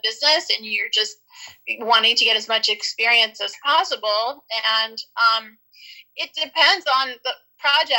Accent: New Orleans, Louisiana, United States; moved away as an adult; now in Los Angeles, United States; I'm originally from New Orleans, Louisiana, and I moved out to Los Angeles years ago to pursue a career in show business.

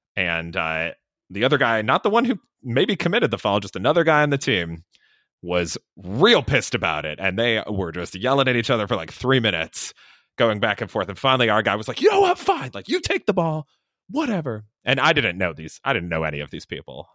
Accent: Chicago, Illinois, United States; I'm from Chicago area

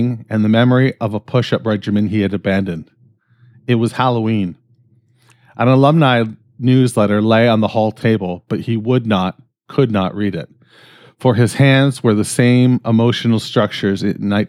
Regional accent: Canada; I'm fucking Canadian

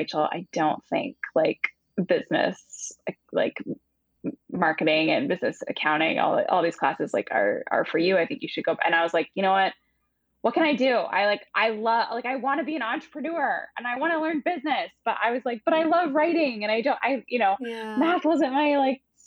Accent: Seattle, Washington, United States; moved away as an adult; now in New York, United States; I am from Seattle originally

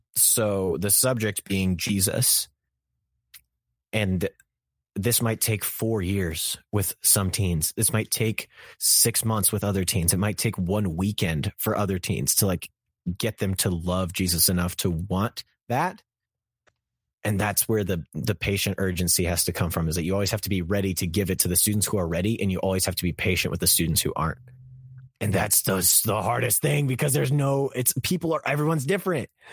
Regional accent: Kansas, United States; I'm from Kansas, and the streets in Kansas are a bit slow

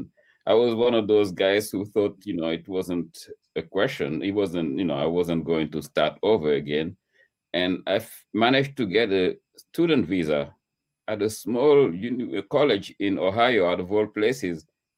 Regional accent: Dakar, Senegal; moved away as an adult; now in New York, United States; I was born in Dakar. Dakar is the capital city of Senegal. And grew up there, an eventful childhood, until I was a student in physics and chemistry.

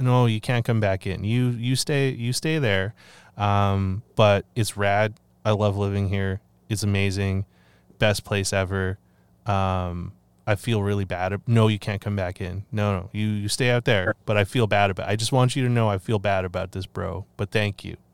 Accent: Canada; I love my country and I'm grateful to live in in this land, um, but I don't know how I feel about being Canadian anymore

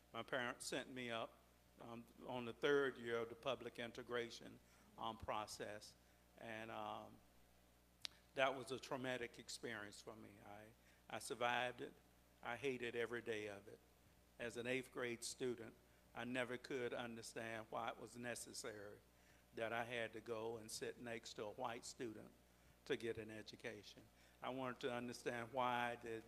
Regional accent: Brooksville, Florida, United States; I was born in Brooksville, Florida, and that's my formation. That's where I came up. That's where I was educated

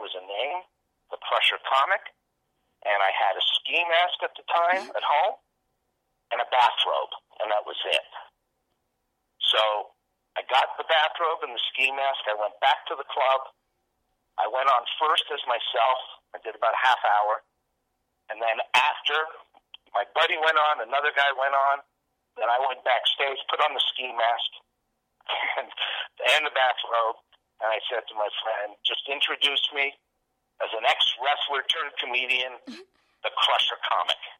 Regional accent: Montreal, Quebec, Canada; I did a couple of the big Just for Laughs comedy festivals in Montreal, which is my hometown

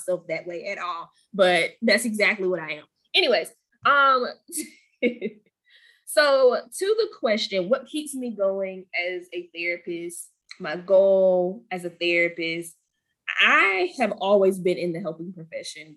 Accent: Goldsboro, North Carolina, United States; from Goldsboro

